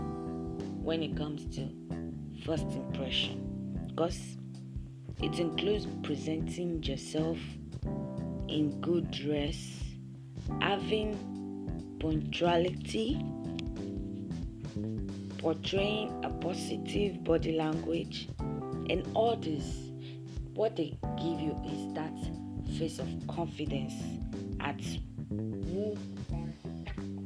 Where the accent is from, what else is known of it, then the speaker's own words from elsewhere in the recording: Nigeria; accent: Nigerian English; I be Nigerian girl